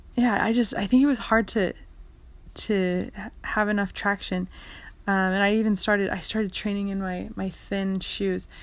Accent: Canada; I lived in Canada and I, I grew up in Canada

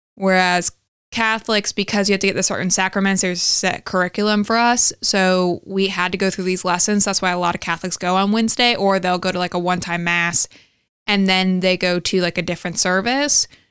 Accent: the Bible Belt, the South, United States; we come from the Bible Belt

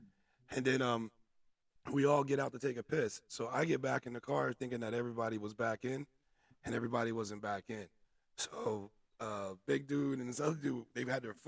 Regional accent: New Jersey, United States; accent: Jersey; I wonder if they can hear all the Jersey accents and mannerisms that we have.

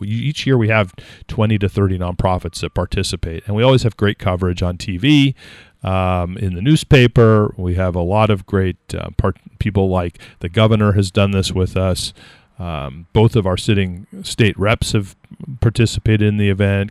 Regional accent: West Coast, United States; moved away; I grew up on the West Coast

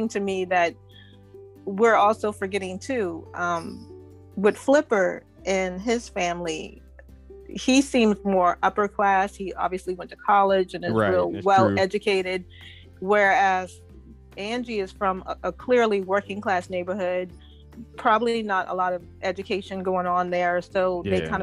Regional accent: the South, United States; growing up in the South

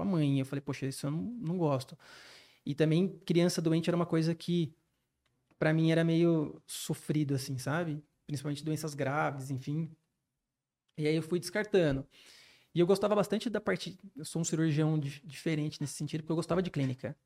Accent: Campinas, São Paulo, Brazil; moved away as an adult; now in São José dos Campos, Brazil; minha cidade natal, de Campinas, dos meus familiares

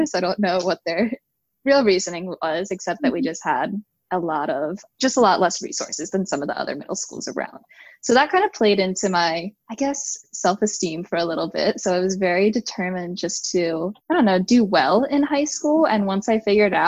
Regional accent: New Jersey, United States; I live in South Jersey, and the area I've grown up in is pretty rural for New Jersey

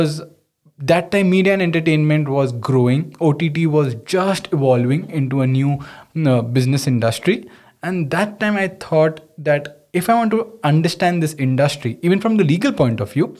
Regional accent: Mumbai, Maharashtra, India; I'm a true Mumbaiker, born and brought up in Mumbai

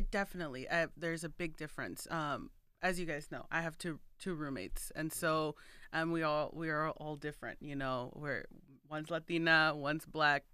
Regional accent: Chicago, Illinois, United States; growing up here in, like, in Chicago

